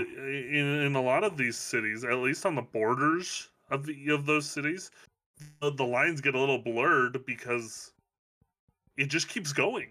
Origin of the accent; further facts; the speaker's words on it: Southern California, United States; moved away; growing up in Southern California